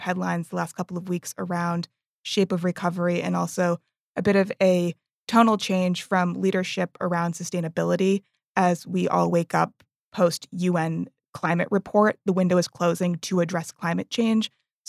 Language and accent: English; Boston, Massachusetts, United States; born or raised there; now in Abu Dhabi, United Arab Emirates